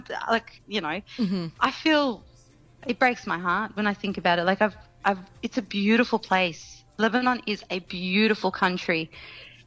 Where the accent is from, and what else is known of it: Australia